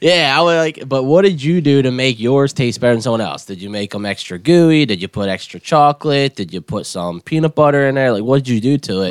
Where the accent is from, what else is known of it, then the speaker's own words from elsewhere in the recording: West York, Pennsylvania, United States; I grew up there my whole life in West York